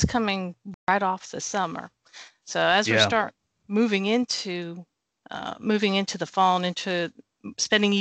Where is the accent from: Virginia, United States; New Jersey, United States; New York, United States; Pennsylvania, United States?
New York, United States; now in Atlanta, United States; I was born and raised in New York